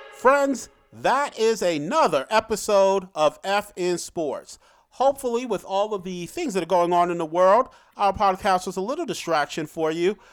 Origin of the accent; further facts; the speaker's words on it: New York City, New York, United States; I was born in Brooklyn, so I grew up and remember hearing stories